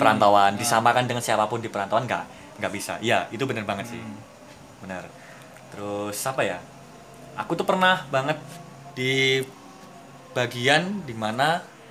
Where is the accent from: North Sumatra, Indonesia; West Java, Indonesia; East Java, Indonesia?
East Java, Indonesia; Madiun; sebagai orang yang dari kecil sampai sekolah di Madiun di kota sendiri